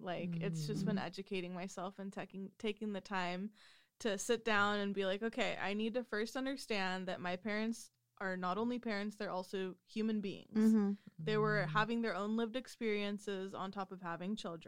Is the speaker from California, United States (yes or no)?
yes; Watsonville, California, United States; growing up in Watsonville, that's already low income